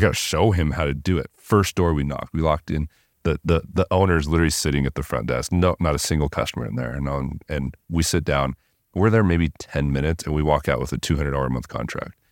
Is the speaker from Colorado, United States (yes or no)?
no; Southern California, United States; I grew up in Southern California